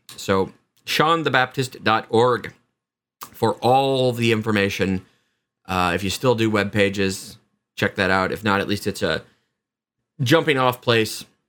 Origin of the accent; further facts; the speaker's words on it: Lansing, Kansas, United States; Little Angel Falls in my hometown of Lansing